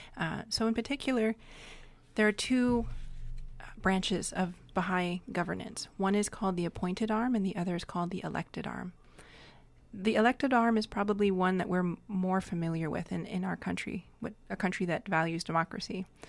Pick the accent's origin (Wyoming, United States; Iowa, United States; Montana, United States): Montana, United States; Fort Peck Sioux Reservation; now in Vancouver Island, Canada; I am Lakota. I come from the Fort Peck Sioux Reservation in Montana, but my family has lived on Vancouver Island for many years